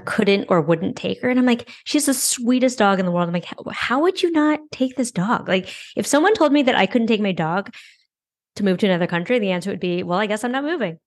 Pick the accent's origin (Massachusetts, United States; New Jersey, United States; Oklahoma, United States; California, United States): California, United States; San Francisco; moved away as an adult; now in New York, United States; So I grew up in San Francisco. I never had a car there